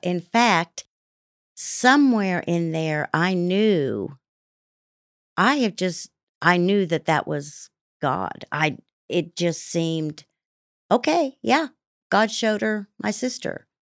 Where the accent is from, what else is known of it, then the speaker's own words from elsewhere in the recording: Salina, Kansas, United States; also born or lived in Italy; I grew up in Salina, Kansas